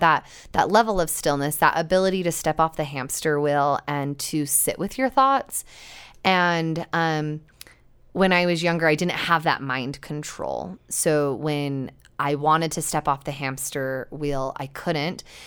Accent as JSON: {"language": "English", "region": "Utah", "country": "United States", "tie": "born or raised there", "said": "growing up in Utah, I wasn't really surrounded by water very often."}